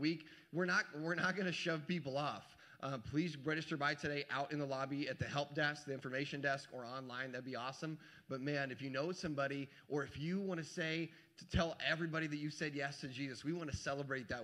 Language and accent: English; the South, United States; moved away; I'm from the South